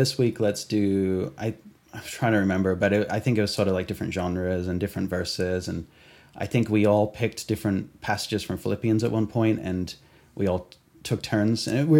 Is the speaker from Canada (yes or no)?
no; Australia; also born or lived in England; I grew up in Australia and went to Calvary's there, but eventually I ended up in Calvary Chapel, York, at the Bible College there in England.